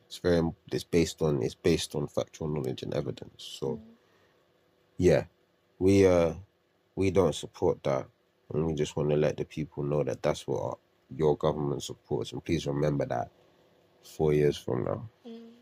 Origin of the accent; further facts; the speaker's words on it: United Kingdom; as British people